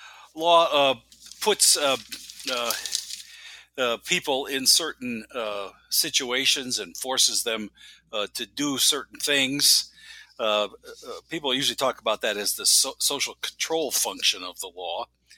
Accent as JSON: {"language": "English", "region": "Wisconsin", "country": "United States", "tie": "born or raised there", "said": "Well, I was born and raised in Wisconsin and went to college and law school on the East Coast."}